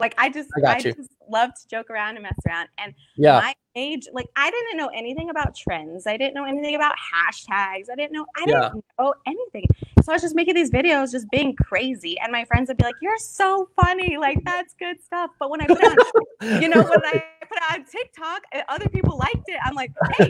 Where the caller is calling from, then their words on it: Tucson, Arizona, United States; I am currently in Tucson, Arizona. That's where I live right about now.